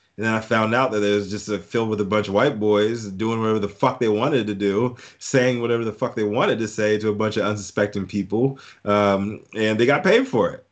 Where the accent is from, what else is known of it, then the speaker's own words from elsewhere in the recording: Fluvanna County, near Charlottesville, Virginia, United States; also born or lived in Fort Belvoir, Virginia / Germany; back to Virginia, Fluvanna County, Virginia, right outside of, uh, Charlottesville, uh, Virginia